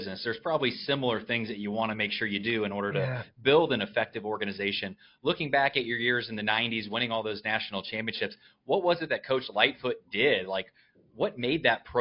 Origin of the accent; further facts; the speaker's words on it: North Webster, Indiana, United States; you're a small-town Indiana guy, so am